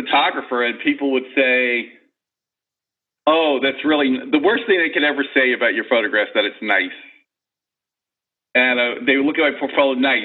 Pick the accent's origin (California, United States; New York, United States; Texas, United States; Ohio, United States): New York, United States; moved away as an adult; also born or lived in San Francisco; I grew up in New York, so I moved to San Francisco.